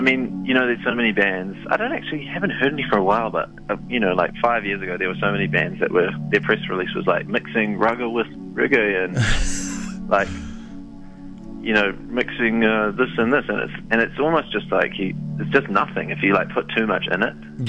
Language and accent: English; Auckland, New Zealand; I'm from Auckland